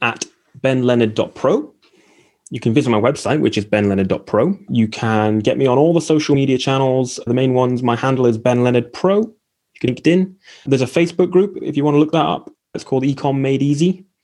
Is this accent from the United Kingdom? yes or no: yes; East of England, United Kingdom; born there; The trouble is I was born in Essex.